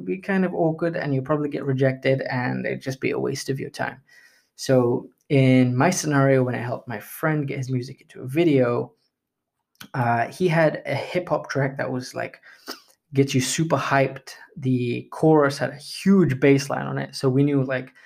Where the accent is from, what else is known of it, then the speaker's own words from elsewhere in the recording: India; I am Indian, so we bargain like crazy